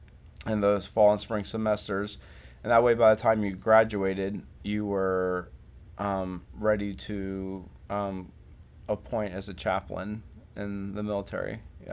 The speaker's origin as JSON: {"language": "English", "town": "Virginia Beach", "region": "Virginia", "country": "United States", "tie": "born or raised there", "said": "I'm mostly from Virginia Beach. My dad was in the Navy, and so we moved around a little bit growing up, but I spent pretty much all my middle school and high school time in Virginia Beach, Virginia."}